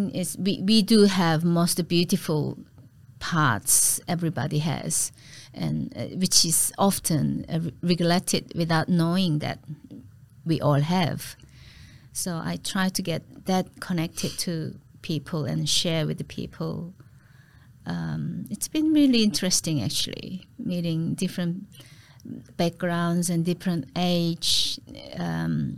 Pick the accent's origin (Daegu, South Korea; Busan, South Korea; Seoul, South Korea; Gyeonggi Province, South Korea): Daegu, South Korea; English is a second language; moved away as an adult; now in Melbourne, Australia; Yeongnam University, yes, in Daegu, my hometown